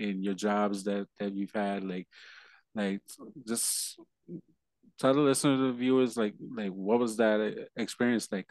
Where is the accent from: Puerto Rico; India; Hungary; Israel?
Puerto Rico; also born or lived in New York; now in Delaware, United States; me being Puerto Rican